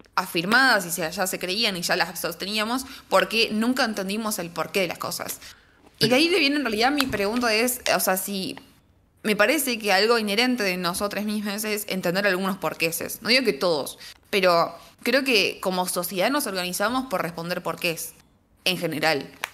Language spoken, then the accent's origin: Spanish; Tucumán, Argentina; cuando sos de Tucumán